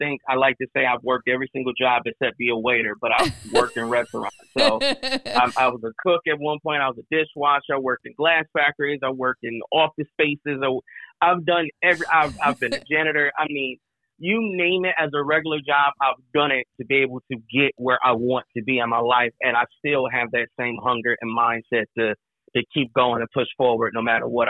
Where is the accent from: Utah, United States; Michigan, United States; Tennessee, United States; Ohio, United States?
Michigan, United States; Flint; moved away as an adult; also born or lived in Atlanta; now in Chicago, United States; Born and raised in Flint, Michigan. Currently reside in Chicago. I've lived all around the world, including Atlanta at one point in time for a couple years.